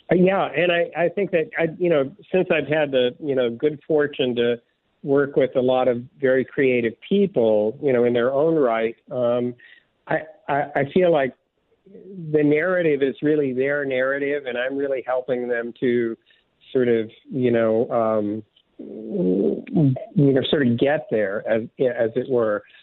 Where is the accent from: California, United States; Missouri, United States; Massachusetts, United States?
California, United States; Southern; also born or lived in Midwest; I was born in the Midwest, but essentially grew up in Southern California